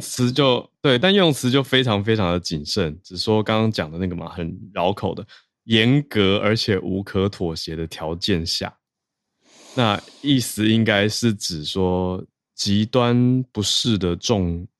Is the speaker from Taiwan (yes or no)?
yes; Taiwan; 我来自台湾